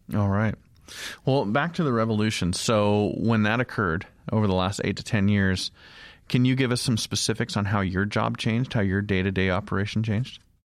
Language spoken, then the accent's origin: English; Idaho, United States; I come from Idaho. I have a small farm